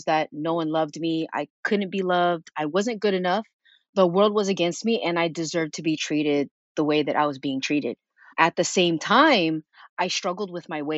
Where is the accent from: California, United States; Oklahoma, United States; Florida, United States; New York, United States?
California, United States; Sunnyvale; also born or lived in San Jose; I was born in San Jose, raised in Sunnyvale